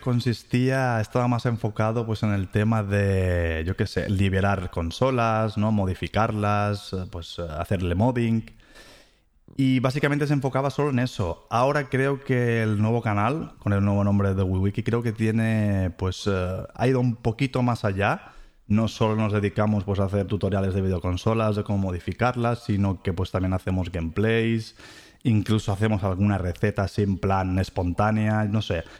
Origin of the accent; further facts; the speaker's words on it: Ciutadella, Balearic Islands, Spain; moved away as an adult; also born or lived in Mahón, Menorca; now in Germany; es una persona que nació en las Islas Baleares, para ser exacto, pues eh, en Menorca, nací en Mahón y me crié pues en Ciudadela